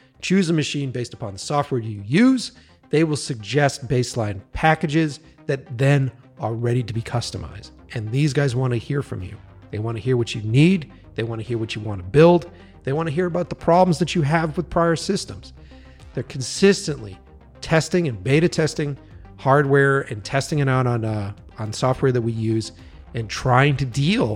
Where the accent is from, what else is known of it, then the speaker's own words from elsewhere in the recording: Boston, Massachusetts, United States; moved away as an adult; now in Los Angeles, United States; I'm from the East Coast, Boston